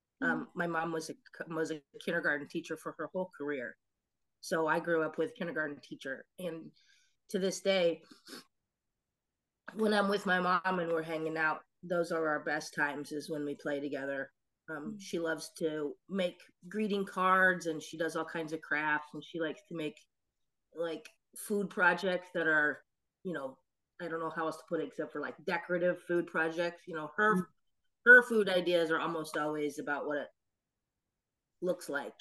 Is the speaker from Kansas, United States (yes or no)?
yes; Oakley, Kansas, United States; I grew up in a little town called Oakley, Kansas